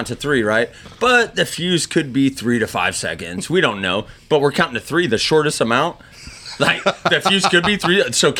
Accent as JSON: {"language": "English", "region": "West Virginia", "country": "United States", "said": "we're from West Virginia"}